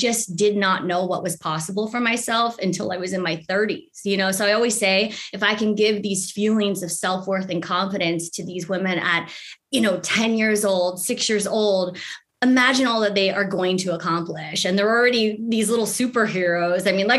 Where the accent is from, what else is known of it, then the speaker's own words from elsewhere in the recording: United States; being Asian American in this country